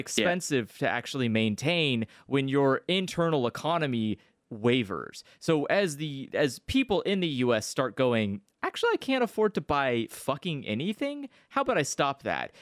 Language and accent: English; United States; as an American